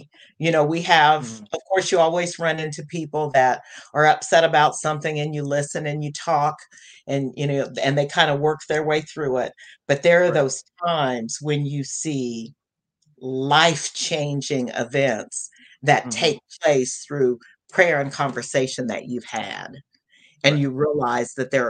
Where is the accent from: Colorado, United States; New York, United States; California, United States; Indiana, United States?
Indiana, United States; the Midwest, a small town in; growing up in the Midwest in a small town and being in Indiana